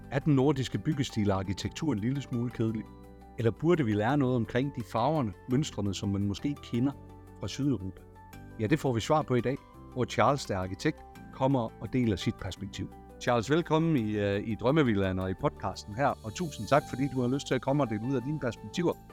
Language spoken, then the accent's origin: Danish; France; Danish is a second language; moved away as an adult; also born or lived in London / Rotterdam; now in Copenhagen, Denmark; jeg er franskmand. Jeg har boet i Danmark